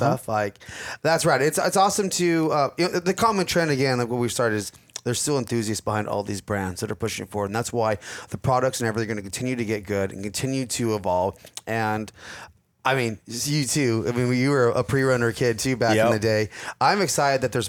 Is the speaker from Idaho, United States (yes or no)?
no; Southern California, United States; growing up in Southern California, pre-runners, desert racing, that was always our thing